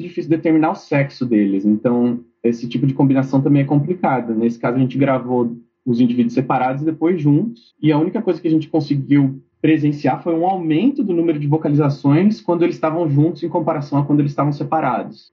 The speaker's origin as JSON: {"language": "Portuguese", "region": "São Paulo", "country": "Brazil", "said": "Eu sou de São Paulo originalmente"}